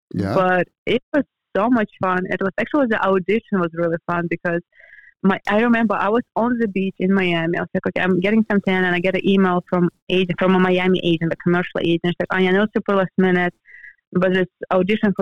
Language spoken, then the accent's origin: English; European Russia, Russia; moved away as an adult; also born or lived in Florida, United States; now in Los Angeles, United States; I grew up in the European part where we had four seasons